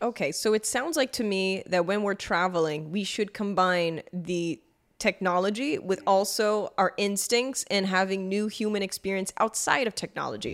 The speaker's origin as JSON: {"language": "English", "country": "Brazil", "tie": "born or raised there", "said": "I grew up in Brazil"}